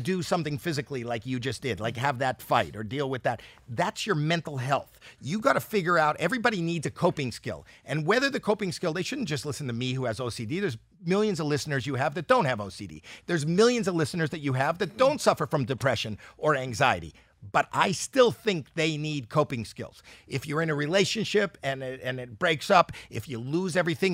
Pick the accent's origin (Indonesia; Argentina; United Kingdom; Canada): Canada; I'm Canadian